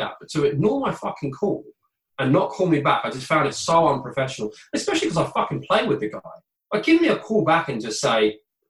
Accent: Bracknell, South East England, United Kingdom; moved away as an adult; also born or lived in Sheffield; I want to go back home. Home is Bracknell to me.

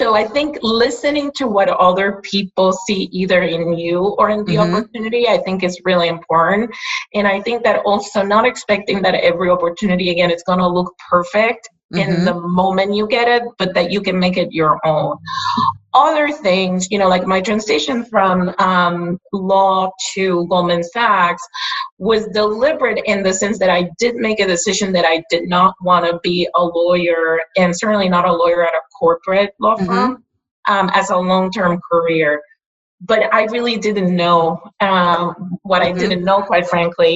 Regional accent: Puerto Rico; first language Spanish; English is a second language; moved away as an adult; also born or lived in New Jersey, United States; I am from Puerto Rico

